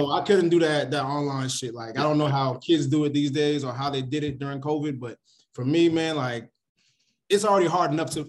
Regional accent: Hayward, California, United States; also born or lived in Oakland, California; now in Los Angeles, United States; So I grew up in the Bay Area, was born in Oakland, California, and then raised majority of my life in Hayward, California. So now I live in L.A., so it's a definitely different culture, a different experience.

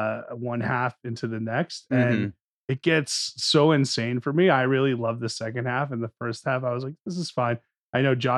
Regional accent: New Jersey, United States; growing up in North Jersey.

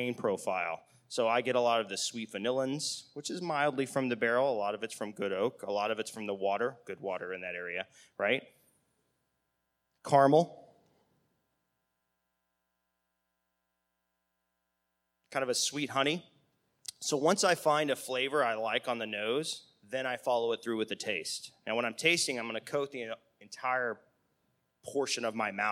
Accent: United States; we're Americans

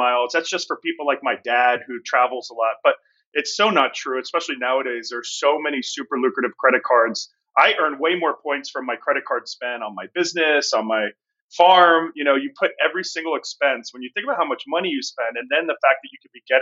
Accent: outside of Philadelphia, Pennsylvania, United States; I grew up outside of Philadelphia, East Coast boy

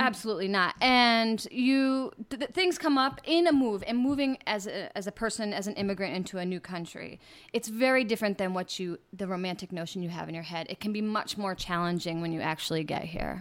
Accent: United States; moved away as an adult; now in Playa del Carmen, Mexico; as an American

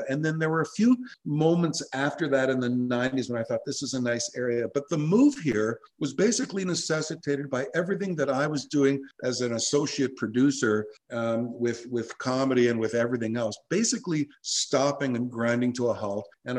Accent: Toronto, Ontario, Canada; moved away as an adult; also born or lived in Walkerton, Ontario; I grew up in Forest Hill. I went to Forest Hill Collegiate like you did, and that's where we met. I went to Beth Zedek Hebrew School.

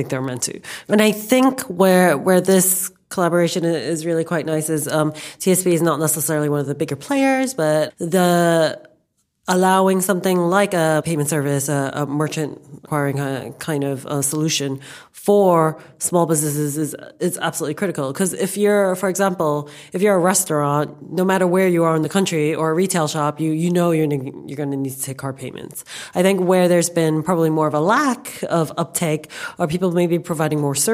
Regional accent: New York, United States; moved away as an adult; now in London, United Kingdom; I was born and raised in New York, and I came to London about 10 years ago

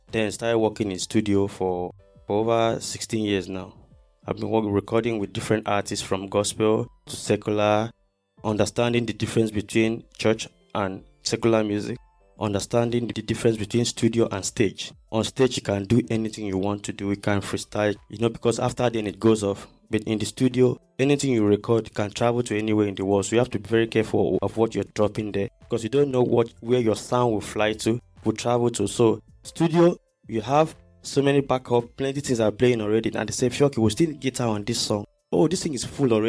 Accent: Akwa Ibom, Nigeria; moved away as an adult; also born or lived in Port Harcourt, Rivers State / Warri, Delta State; I was born in Port Harcourt, then moved to Akwa Ibom. That's where I did my primary and secondary school

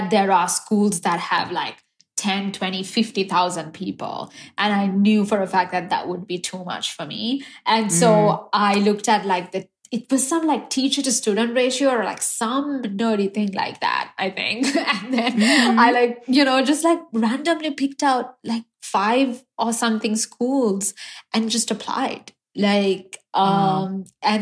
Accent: Sri Lanka; moved away as an adult; also born or lived in Pittsburgh; now in United States; I was born and raised in Sri Lanka.

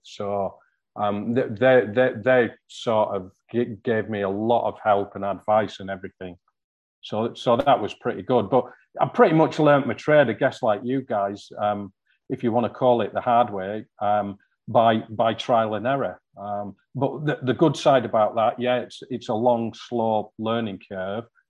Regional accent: hometown near Newlands Beck, North West England, United Kingdom; the first stream I ever fished was one called Newlands Beck, just outside my hometown

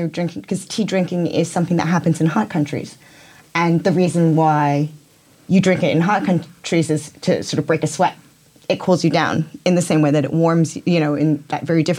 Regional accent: United States; I think that's very much being Chinese American.

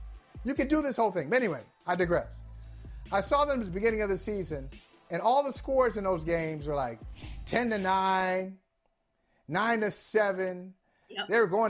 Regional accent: Midwest, United States; moved away; I grew up in the Midwest.

